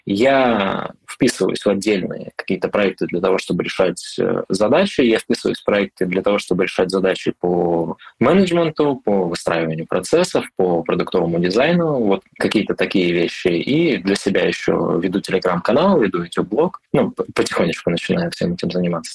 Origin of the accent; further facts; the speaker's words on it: Irkutsk Oblast, Russia; moved away as an adult; also born or lived in Moscow; Я из Сибири, я родом из Иркутска, ну, из Иркутской области